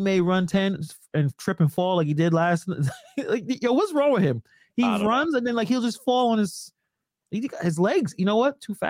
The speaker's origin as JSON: {"language": "English", "town": "Brooklyn", "region": "New York", "country": "United States", "tie": "born or raised there", "said": "And it's interesting when I say I'm born and raised in Brooklyn, right? Like, I'm born and raised in New York City."}